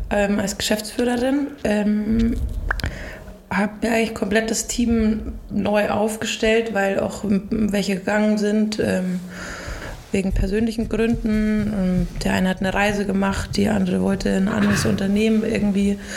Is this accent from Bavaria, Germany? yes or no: yes; Ingolstadt, Bavaria, Germany; Ein Ingolstädter Kind, mhm. äh, aufgewachsen in der Kupferstraße. Mm, meine Eltern hatten ein Sportgeschäft und mein Vater ist dann in die Gastronomie gegangen.